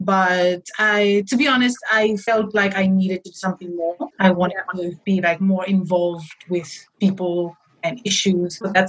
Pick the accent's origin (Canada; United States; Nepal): Nepal; moved away as an adult; now in Melbourne, Australia; I am from Nepal originally. And I've been in Australia for about a year and a half, almost 2 years now.